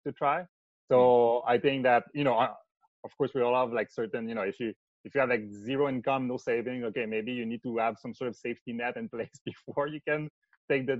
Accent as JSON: {"language": "English", "town": "Montreal", "region": "Quebec", "country": "Canada", "also_born_or_lived": "Bay Area, United States", "accent": "French Canadian", "second_language": "English", "moved": "as an adult", "said": "I'm from Quebec. So it's a French Canadian accent"}